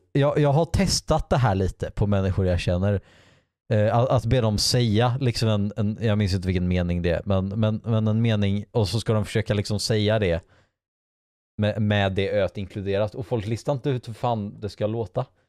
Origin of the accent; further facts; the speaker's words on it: Bohuslän, Västra Götaland, Sweden; accent: Gothenburg Swedish with Bohuslän features; also born or lived in Gothenburg; jag har ju växt upp och pratat en del liksom bohuslänska. För, för jag pratar ju inte göteborgska by any means